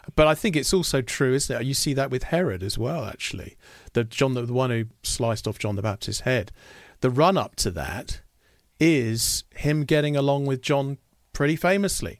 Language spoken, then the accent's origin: English; United Kingdom; as a Brit